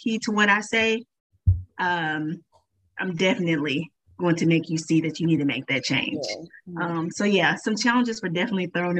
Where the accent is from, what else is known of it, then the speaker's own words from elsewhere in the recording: Tulsa, Oklahoma, United States; I'm from Tulsa, Oklahoma, born and raised.